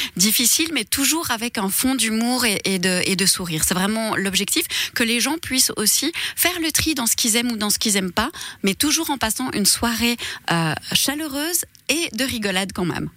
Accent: Switzerland; born or raised there; also born or lived in Tamanrasset, Algeria

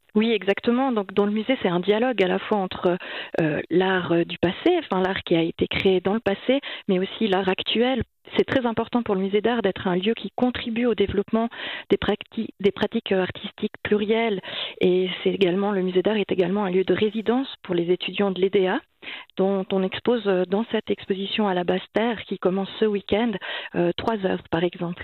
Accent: Monthey, Valais, Switzerland; J'ai grandi à Monter

